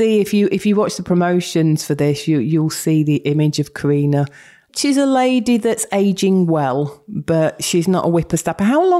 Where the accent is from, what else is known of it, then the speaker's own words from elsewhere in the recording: Yorkshire and the Humber, United Kingdom; moved away as an adult; also born or lived in Berkshire; I spent 20-odd years down in Berkshire. I am a Yorkshire girl, but went down for work and came back in 2010.